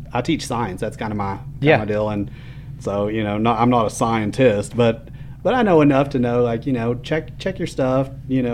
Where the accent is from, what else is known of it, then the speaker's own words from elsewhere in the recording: West Texas, United States; growing up in West Texas